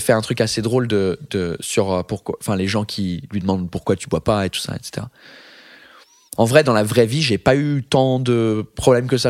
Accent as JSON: {"language": "French", "region": "England", "country": "United Kingdom", "first_language": "English", "second_language": "French", "moved": "yes", "lives_now": "France", "said": "je suis anglais"}